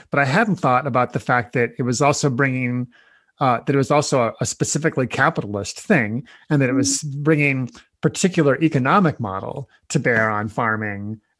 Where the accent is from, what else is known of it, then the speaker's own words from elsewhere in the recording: Nebraska, United States; I was born and raised in Nebraska, in the middle of the country, kind of the breadbasket of the U.S. there. And I heard about no-till there growing up